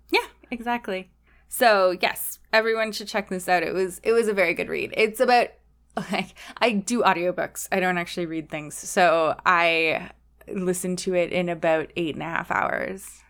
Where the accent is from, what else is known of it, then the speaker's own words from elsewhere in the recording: Canada; as a Canadian